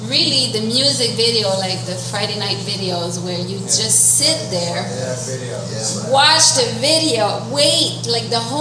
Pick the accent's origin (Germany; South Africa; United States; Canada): Canada; Montreal, Quebec; I was born and raised in Montreal North, and Montreal North, as you know, in the late 70s. I'm like I was born in 71